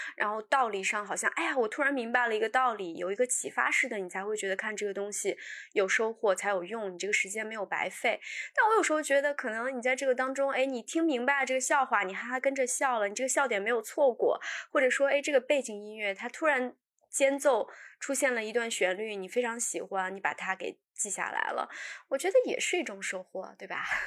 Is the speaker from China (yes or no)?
yes; northern China, China; moved away; 小的时候在北方